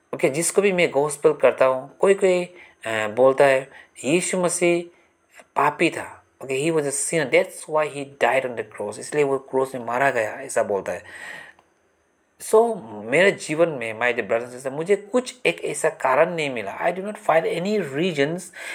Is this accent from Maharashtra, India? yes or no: no; Assam, India; मैं आसाम से बिलोंग करता हूँ